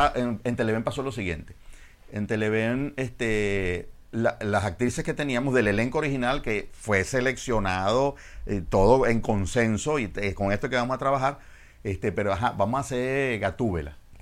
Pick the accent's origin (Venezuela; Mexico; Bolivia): Venezuela; yo soy de Venezuela